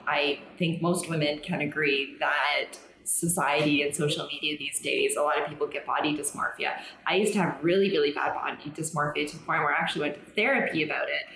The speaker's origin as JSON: {"language": "English", "country": "Canada", "moved": "yes", "lives_now": "Mexico", "said": "I'm Canadian"}